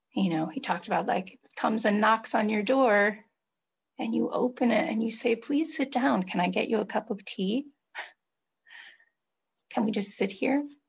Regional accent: California, United States; I grew up in California, in the United States in the 70s and 80s and 90s

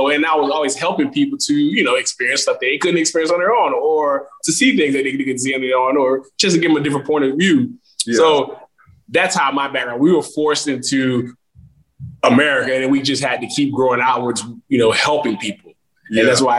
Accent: Palm Beach County, then West Palm Beach, Florida, United States; also born or lived in Haiti; I grew up in Palm Beach County. I grew up in Bagley, where it's, a suburb, a low, I guess, developing city where, you know, they would call it the hood, but it's not necessarily the hood.

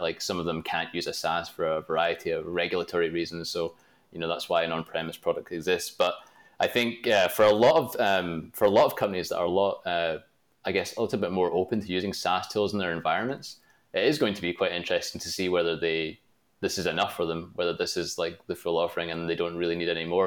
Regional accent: Glasgow, Scotland, United Kingdom; I'm from Glasgow, Scotland, which is not really known for its pizza

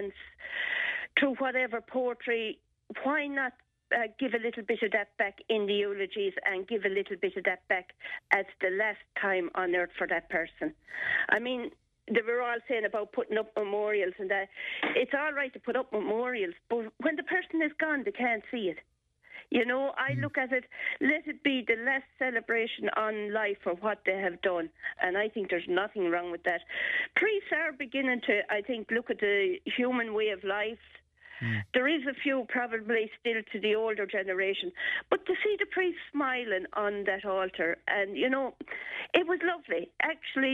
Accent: Tipperary, Ireland; I was brought up in Pecan, so it'd be down from Kearney Commons

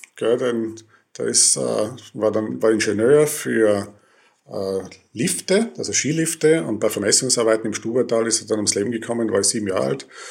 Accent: Tyrol, Austria; moved away as an adult; also born or lived in Innsbruck / Vienna; als Tiroler in dieser großen Stadt

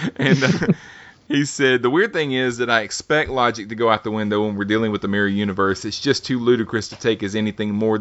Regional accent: Alabama, United States; I'm from Alabama, man. We talk like that.

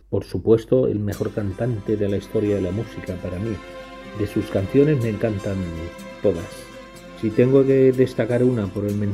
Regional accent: Barcelona, Catalonia, Spain; soy de Barcelona.

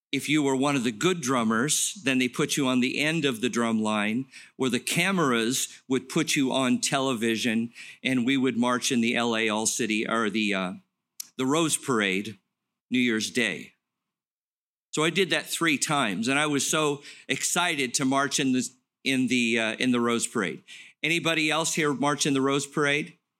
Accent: Los Angeles, California, United States; I grew up in Los Angeles, played drums in the marching band

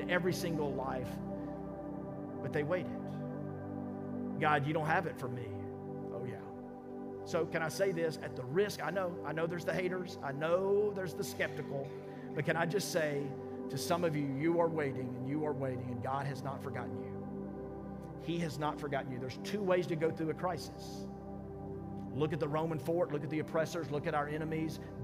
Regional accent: Mississippi, United States; I'm from Mississippi.

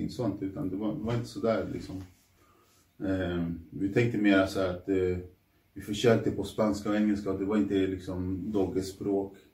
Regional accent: Norsborg, Stockholm County, Sweden; För att jag, jag var ändå från Norsborg.

